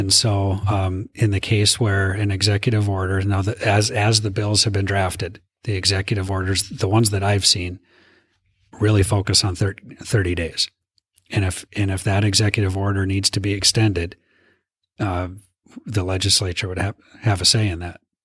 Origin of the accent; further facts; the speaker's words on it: Minot, North Dakota, United States; I'm from, born and raised in Minot